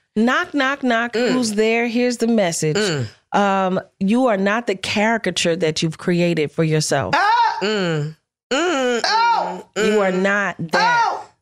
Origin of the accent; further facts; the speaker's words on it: Philadelphia, Pennsylvania, United States; I'm from Philly